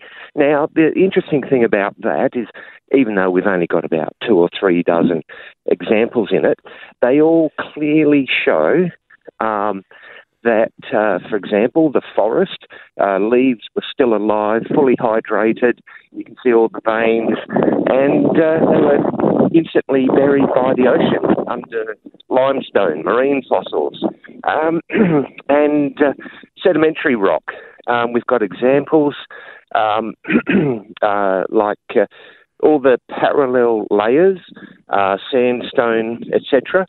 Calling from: Albany, Western Australia, Australia; I'm calling from Albany, WA

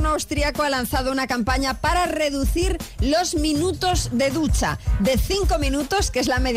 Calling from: Marbella, Andalusia, Spain; de Marbella.

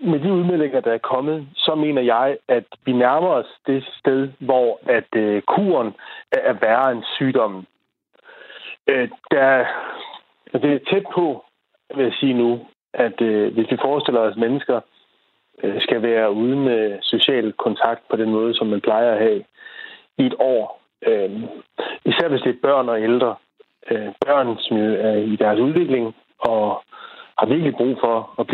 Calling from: Holte, Capital Region of Denmark, Denmark; Jeg er fra Holte.

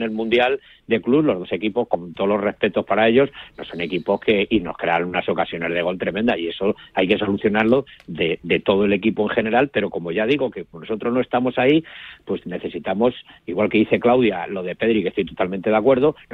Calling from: Madrid, Community of Madrid, Spain; mi de Madrid.

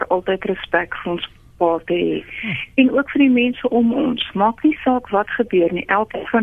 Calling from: Lichtenburg, North West, South Africa; van Lichtenburg.

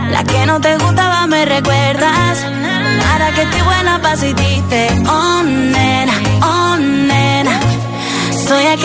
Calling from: Zaragoza, Aragon, Spain; Hola FM, soy … de Zaragoza y mi voto va para tiroteo.

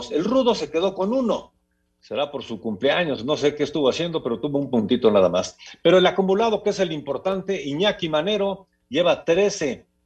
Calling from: State of Mexico, Mexico; Muy buenas tardes … del Estado de México.

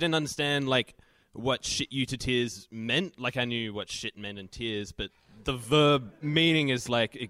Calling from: Civic, Australian Capital Territory, Australia; from Civic.

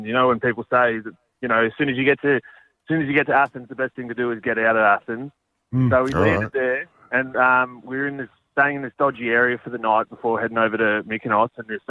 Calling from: Maroubra, New South Wales, Australia

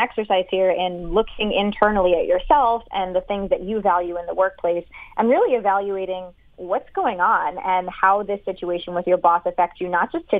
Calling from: Philadelphia, Pennsylvania, United States; I live in downtown Philadelphia.

